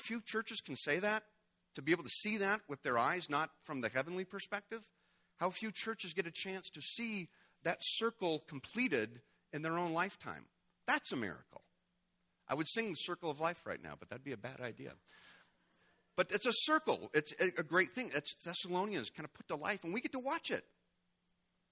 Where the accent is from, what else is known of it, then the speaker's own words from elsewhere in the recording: United States; as an American